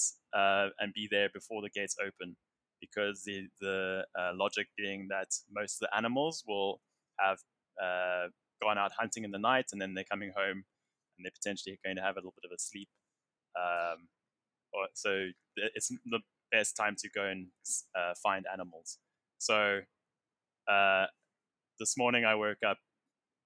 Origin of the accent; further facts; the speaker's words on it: South Africa; being a South African